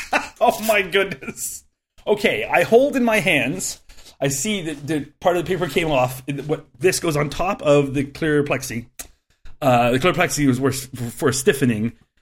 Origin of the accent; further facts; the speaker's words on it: Louisville, Kentucky, United States; Video Optics was a cabinet manufacturer located in my hometown of Louisville, Kentucky.